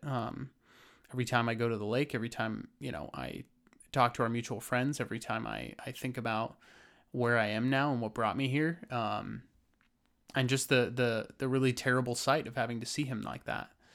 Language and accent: English; Lake Arrowhead, California, United States; So I grew up in Lake Arrowhead, California, in the mountains of San Bernardino